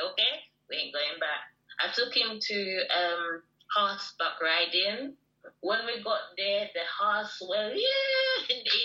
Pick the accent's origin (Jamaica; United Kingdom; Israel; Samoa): Jamaica; I'm Jamaican.